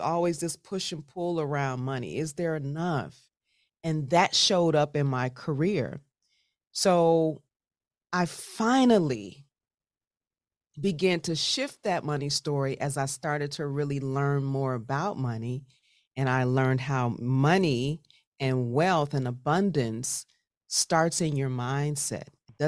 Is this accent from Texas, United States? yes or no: no; Chicago, Illinois, United States; So I grew up, I'm originally from Chicago, Southside represent, grew up in West Englewood, beautiful family.